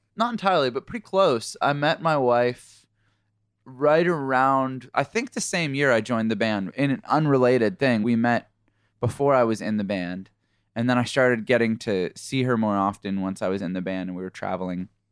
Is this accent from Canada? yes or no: yes; Canada; moved away as an adult; now in United States; We're from Canada originally, and been in the U S for about thirteen years or something like